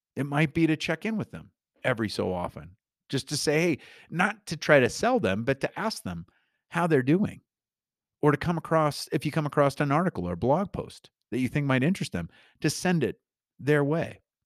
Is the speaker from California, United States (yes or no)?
no; Newton, Iowa, United States; when I was growing up in, uh, my little hometown of Newton, Iowa